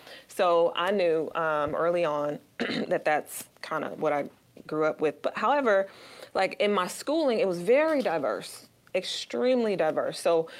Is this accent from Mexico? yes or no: no; Joliet, Illinois, United States; I grew up in Joliet, Illinois, outside of Chicago, about 35 minutes outside of the city. And grew up into a very large family.